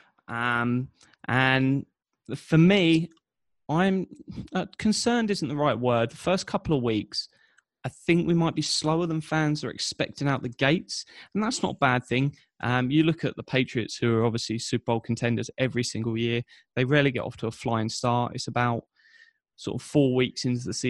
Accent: Biggleswade, East of England, United Kingdom; Bedfordshire, so an hour north of London, a little town on the A1 called Biggleswade

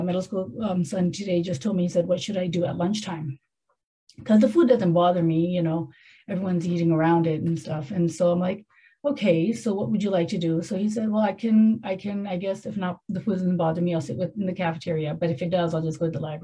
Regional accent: Canada; moved away; I grew up in Canada

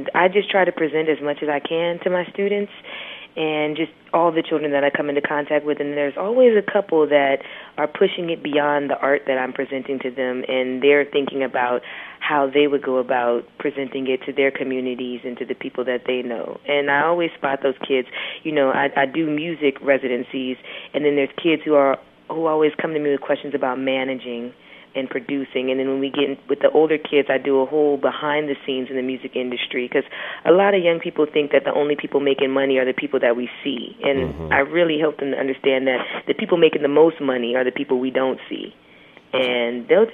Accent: United States; growing up in America.

